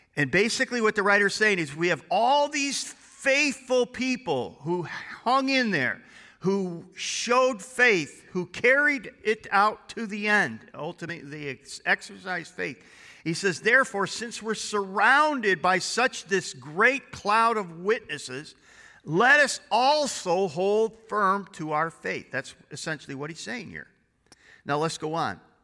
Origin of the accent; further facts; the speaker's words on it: United States; as American Christians